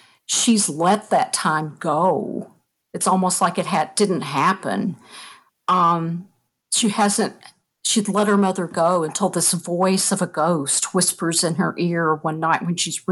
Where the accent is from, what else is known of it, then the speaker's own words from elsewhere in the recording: Eastern Kentucky, United States; I grew up in Eastern Kentucky